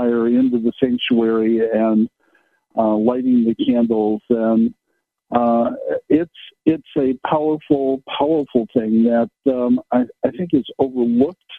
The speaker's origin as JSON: {"language": "English", "town": "Kenosha", "region": "Wisconsin", "country": "United States", "tie": "born or raised there", "said": "I grew up in Kenosha"}